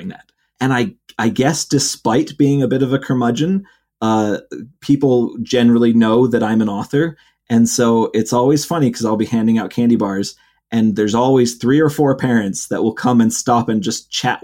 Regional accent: Ohio, United States; now in Utah, United States; where I grew up in Ohio

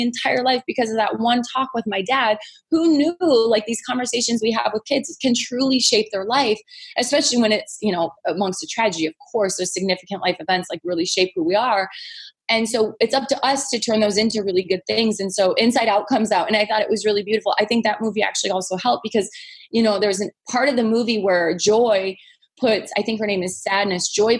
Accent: Michigan, United States; now in California, United States; I'm from Michigan

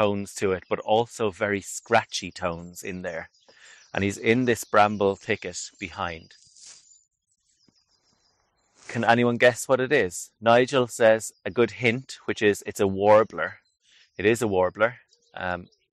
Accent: Ireland; I'm from Ireland

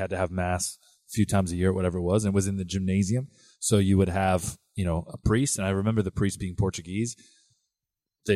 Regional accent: Windsor, Ontario, Canada; I grew up in Windsor

